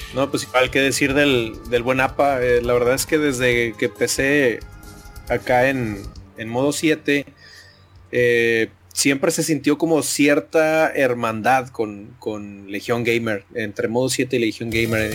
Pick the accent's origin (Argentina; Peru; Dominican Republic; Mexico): Mexico; Nuevo León; colinda con Nuevo León, de donde yo soy